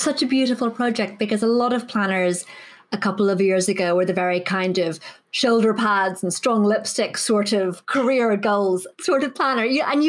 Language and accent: English; Ireland; I'm Irish. I've grown up many thousands of miles from you.